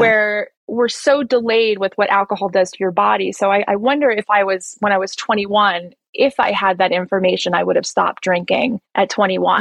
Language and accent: English; New Jersey, United States; moved away as an adult; now in Colombia; I'm originally from New Jersey